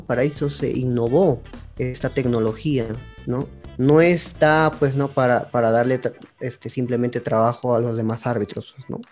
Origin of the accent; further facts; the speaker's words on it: Peru; como hincha peruano que soy, hablando como peruano